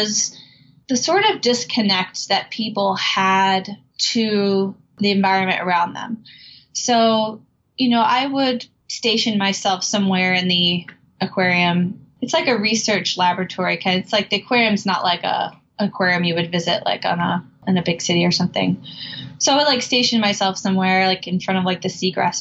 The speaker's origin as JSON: {"language": "English", "region": "Gulf Coast of Florida", "country": "United States", "tie": "born or raised there", "said": "I was about 14 when I started to volunteer at a local marine research center where I grew up on the Gulf Coast of Florida"}